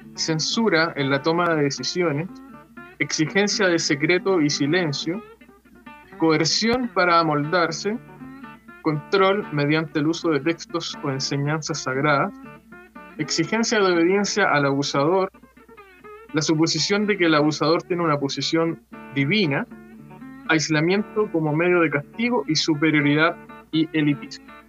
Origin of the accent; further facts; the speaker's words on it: Chile; soy de Chile